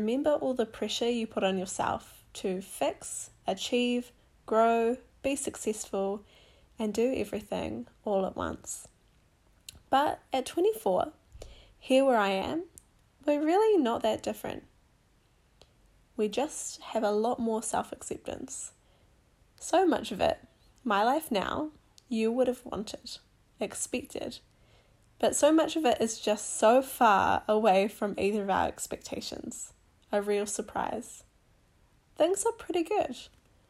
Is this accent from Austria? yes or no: no; New Zealand; also born or lived in Whangarei, Northland / Masterton, Wellington Region; now in Wellington, New Zealand; I grew up in Whangarei and also in the Wairarapa in Masterton